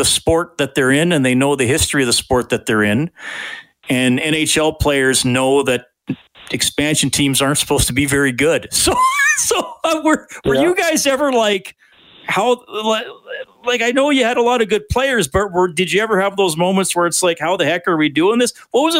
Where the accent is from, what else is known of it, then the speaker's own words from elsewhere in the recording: Evansburg, Alberta, Canada; I grew up in Evansburg.